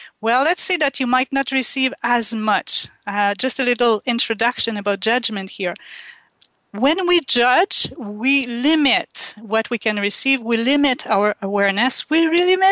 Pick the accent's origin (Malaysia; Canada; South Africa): Canada; Quebec; first language French; English is a second language; moved away; I grew up in Quebec in Canada and we speak French